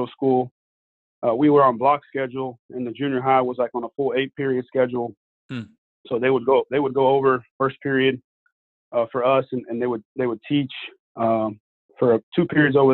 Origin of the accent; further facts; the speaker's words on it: Houston, Texas, United States; also born or lived in Montgomery, Texas; I grew up in Houston, Texas